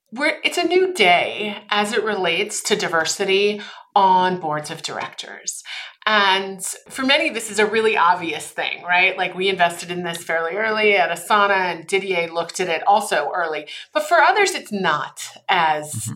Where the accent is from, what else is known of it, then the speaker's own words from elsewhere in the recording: Austria; moved away; I'm originally from Austria. My mom's actually from Germany. My father's from Austria